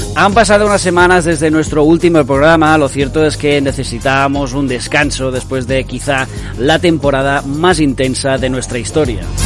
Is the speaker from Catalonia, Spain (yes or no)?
yes; Catalonia, Spain; yo soy catalán de izquierdas, independentista, feminista y del Barça